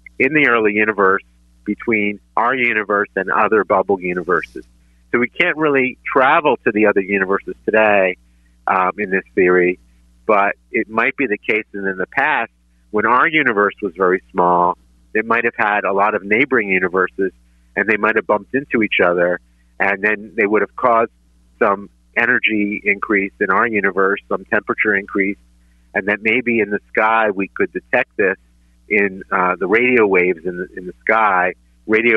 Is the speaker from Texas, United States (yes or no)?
no; Philadelphia, Pennsylvania, United States; I learned everything from growing up in Northeast Philly. I went to George Washington High School